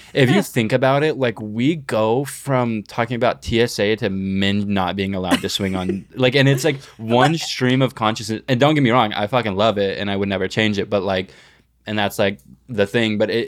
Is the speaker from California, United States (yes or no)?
no; North Miami, Florida, United States; Yeah, I'm from North Miami.